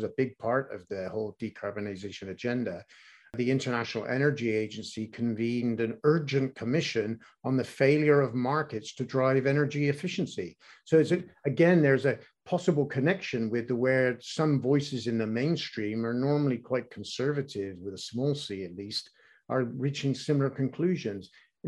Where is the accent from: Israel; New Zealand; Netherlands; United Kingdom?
United Kingdom; England; growing up in England